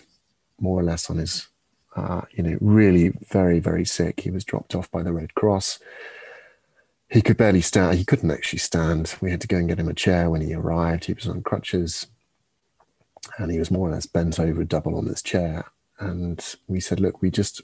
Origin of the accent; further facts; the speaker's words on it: England, United Kingdom; now in France; we're from England